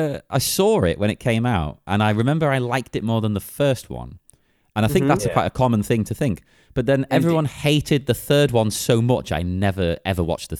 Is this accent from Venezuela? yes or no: no; United Kingdom